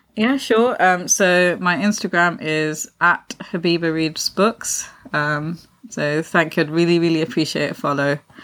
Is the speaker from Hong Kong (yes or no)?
no; Pakistan; being Pakistani